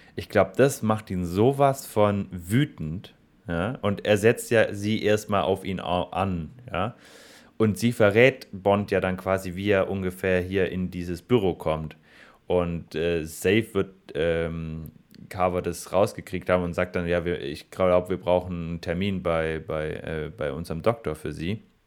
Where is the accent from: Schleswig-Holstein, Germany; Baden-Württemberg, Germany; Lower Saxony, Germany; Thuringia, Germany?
Baden-Württemberg, Germany; Stuttgart; als Stuttgarter muss ich